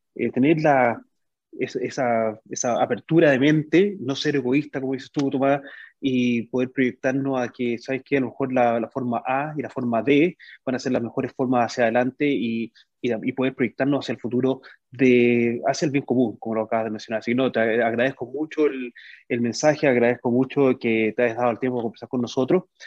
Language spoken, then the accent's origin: Spanish; Chile; moved away; nosotros como chilenos